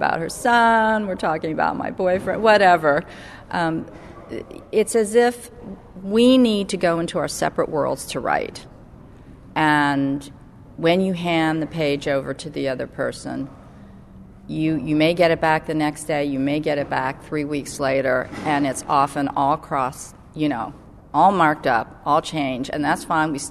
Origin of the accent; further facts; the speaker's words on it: Northern Virginia, United States; growing up in Northern Virginia